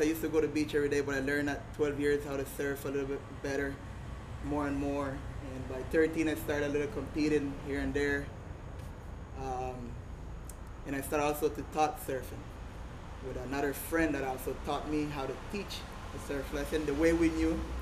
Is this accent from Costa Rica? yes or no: yes; Puerto Viejo, Limón, Costa Rica; born and raised here in Puerto Viejo.